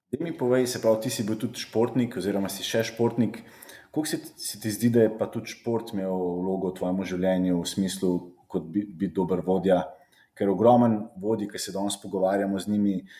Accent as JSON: {"language": "Slovenian", "country": "Slovenia", "said": "smo Slovenci"}